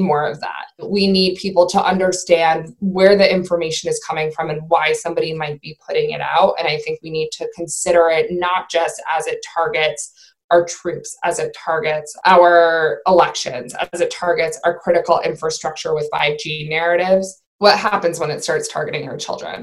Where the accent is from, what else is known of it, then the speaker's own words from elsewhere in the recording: Maine, United States; I'm from Maine